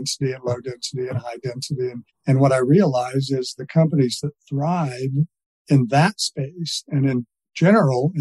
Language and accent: English; Missouri, United States; I'm from Missouri